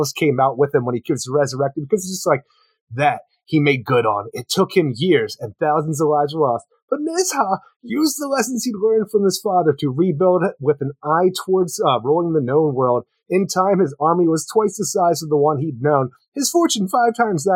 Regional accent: Philadelphia, Pennsylvania, United States; we're from the Philly area

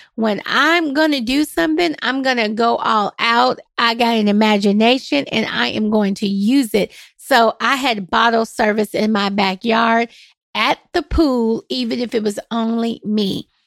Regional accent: Nashville, Tennessee, United States; I am born and raised in Nashville

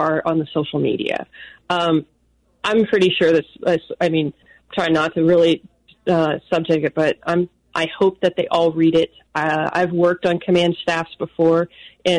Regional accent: Florida, United States; I'm from Florida

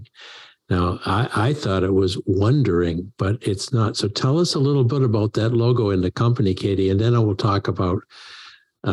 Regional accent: Maine, United States; growing up in Maine

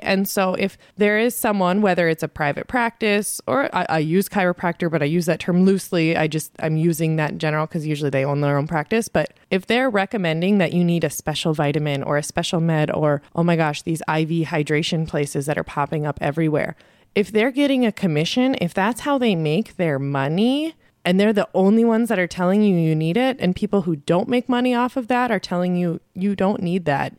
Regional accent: South Dakota, United States; moved away; when I grew up in South Dakota

